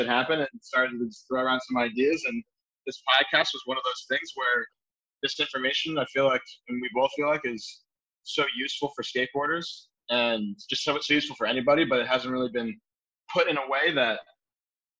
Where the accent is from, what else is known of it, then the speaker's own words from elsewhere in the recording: New Jersey, United States; moved away as an adult; now in Phoenix, United States; I grew up skateboarding in New Jersey